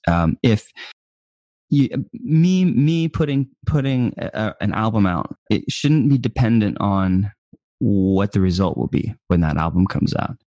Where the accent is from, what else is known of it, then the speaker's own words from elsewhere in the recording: United States; I'm from America